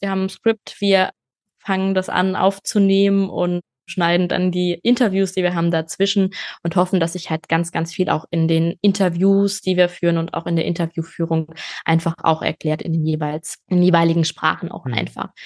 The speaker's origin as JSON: {"language": "German", "country": "Germany", "first_language": "German", "said": "bei uns in Deutschland"}